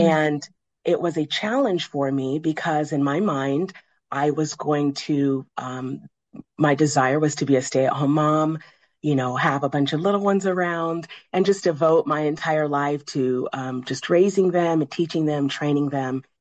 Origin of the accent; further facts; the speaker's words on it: Midwest, United States; I grew up in the Midwest.